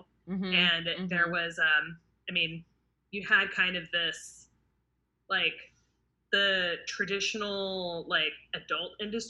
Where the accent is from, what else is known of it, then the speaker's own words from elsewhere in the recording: California, United States; And we're initially from the Bay Area, or we grew up in the Bay Area